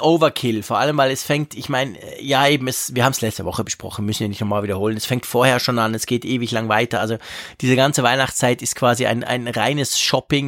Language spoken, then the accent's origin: German; Switzerland; bei uns in der Schweiz